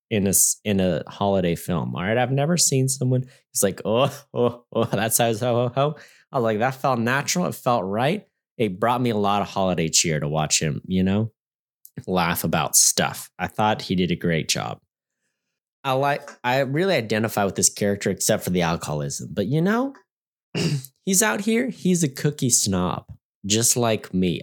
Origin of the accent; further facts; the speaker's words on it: United States; as an American